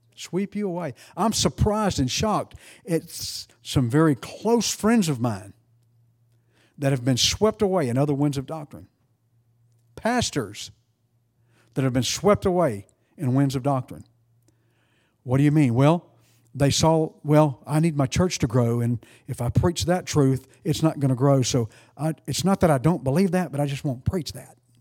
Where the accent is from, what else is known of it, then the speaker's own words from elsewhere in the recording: East Texas, United States; accent: East Texan; I'm East Texan